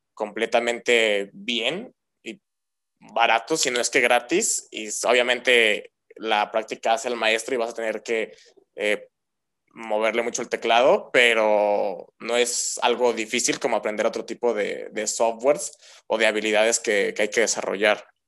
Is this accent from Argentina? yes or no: no; Mexico; La mayoría somos mexicanos